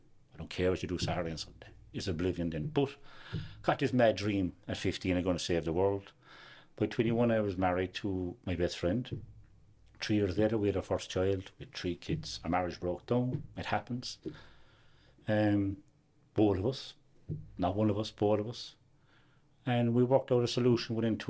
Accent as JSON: {"language": "English", "town": "Youghal", "region": "Munster", "country": "Ireland", "tie": "born or raised there", "said": "I was born and reared in Yoel."}